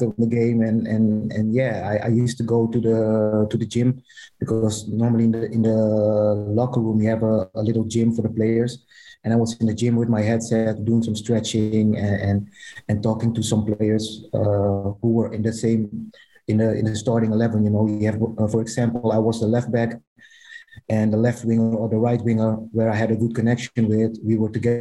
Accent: Amsterdam, North Holland, Netherlands; I'm from Amsterdam

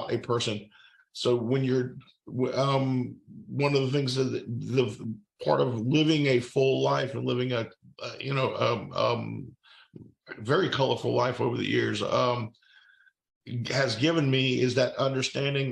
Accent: Fairhope, Alabama, United States; I based mine in my hometown

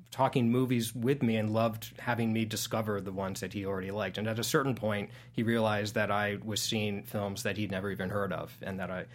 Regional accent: Washington, District of Columbia, United States; I was 7 years old, pretty much the target audience, I would say. And I grew up in Washington D.C.

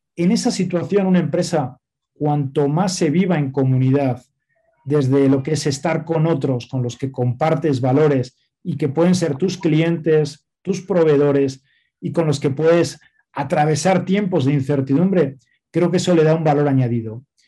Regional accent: Spain; moved away as an adult; now in Mexico; yo soy español, nací en España eh, ya hace 47 años

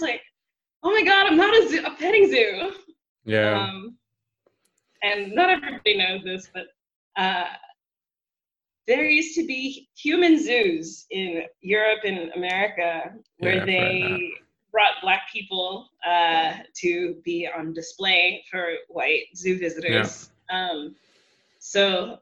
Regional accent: Texas, United States; moved away as an adult; now in Berlin, Germany; coming from the South, because I'm from Texas

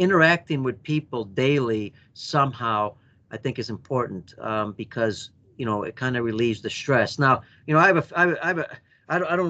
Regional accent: United States; my very first time as an American

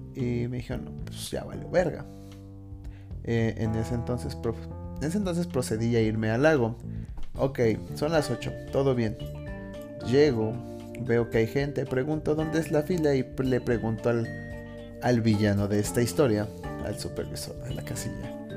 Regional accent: Mexico; also born or lived in Mexico City; como buen mexicano

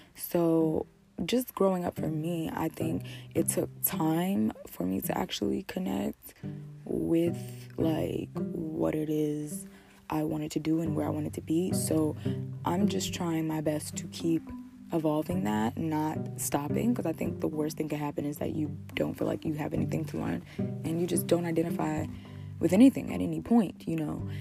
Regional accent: New Jersey, United States; I'm from New Jersey

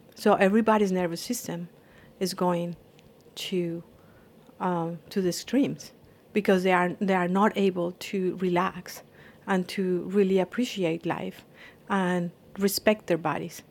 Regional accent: Colombia; moved away; I am from Colombia and I was studying computer science

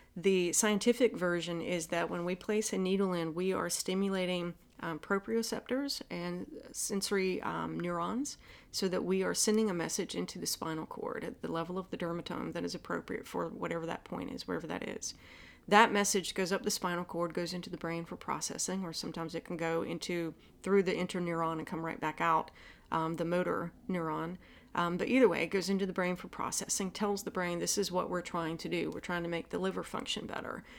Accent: the South, United States; accent: Southern; my Southern accent

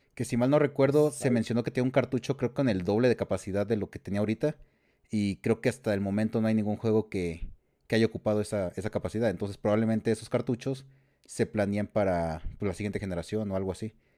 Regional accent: San Luis Potosí, Mexico; de San Luis Potosí, de la, tierra de las enchiladas potosinas

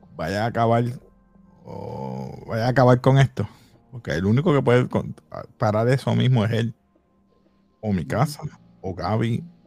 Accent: Puerto Rico; somos puertorriqueños

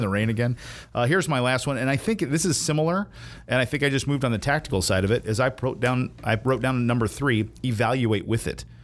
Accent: the South, United States; also born or lived in Indiana; I'm from the South

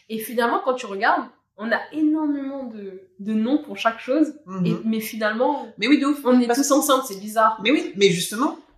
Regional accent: Réunion; c'est notre plus grande fierté, je pense, en tant que Réunionnais.

